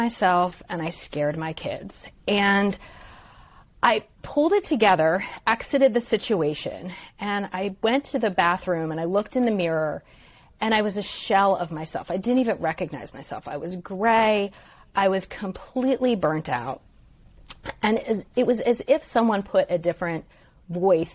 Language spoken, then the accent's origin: English; Stone Harbor, New Jersey, United States; I grew up in Stone Harbor, New Jersey